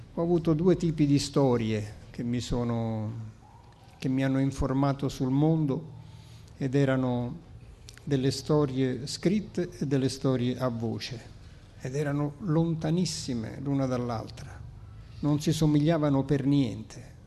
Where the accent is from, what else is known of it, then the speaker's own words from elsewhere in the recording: Naples, Campania, Italy; accent: Neapolitan; first language Neapolitan; Italian is a second language; la lingua materna che è il napoletano. È stata la mia lingua madre